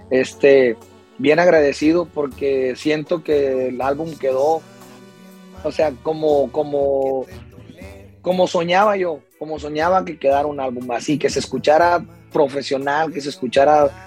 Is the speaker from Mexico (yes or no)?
yes; Mexico; como buen mexicano